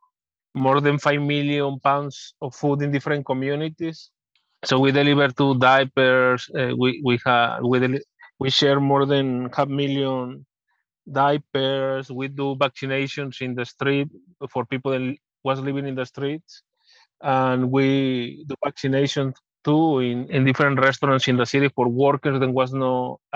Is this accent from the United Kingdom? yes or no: no; Mexico; now in United States; I was born in Mexico